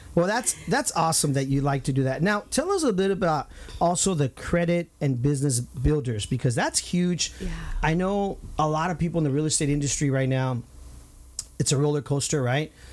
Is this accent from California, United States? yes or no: yes; Santa Ana, California, United States; the Santana days uh, where we grew up on Highland